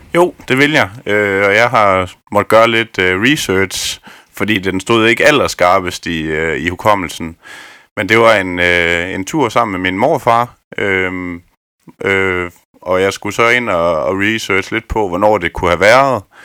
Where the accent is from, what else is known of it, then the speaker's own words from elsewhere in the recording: Askov, Southern Denmark, Denmark; Jeg er oprindelig fra Askov ved Vejen